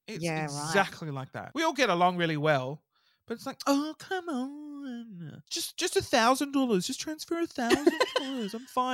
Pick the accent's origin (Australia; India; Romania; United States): Australia; Brighton, Victoria; I am from Brighton. It's very wealthy.